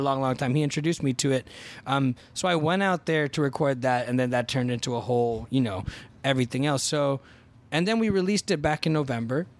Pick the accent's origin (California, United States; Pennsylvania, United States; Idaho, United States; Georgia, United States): California, United States; Fremont; also born or lived in Boston; I went to lockdown in the Bay Area where I grew up in Fremont